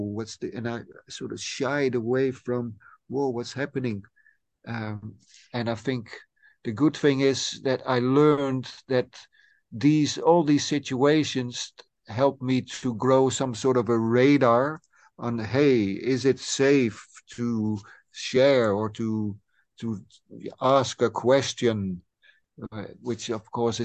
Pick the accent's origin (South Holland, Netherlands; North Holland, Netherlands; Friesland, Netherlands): Friesland, Netherlands; I'm a guy from the Frisian lands